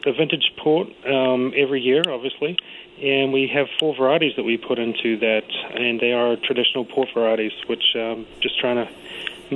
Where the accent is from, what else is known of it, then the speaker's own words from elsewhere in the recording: New Zealand; moved away as an adult; also born or lived in California; now in United States; originally I was from New Zealand. And I got my winemaking degree in New Zealand